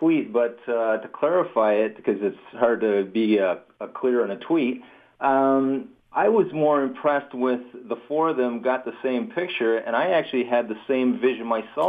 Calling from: Hamilton, Ontario, Canada; I'm actually calling from Hamilton.

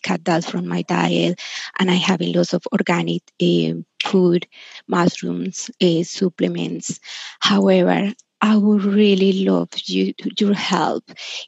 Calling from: Australia; I'm calling from Australia

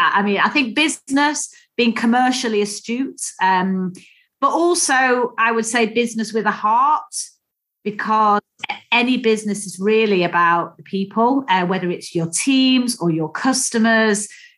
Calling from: Swansea, Wales, United Kingdom; Well, I'm actually down in South Wales, Ian. So, yeah, down in Swansea.

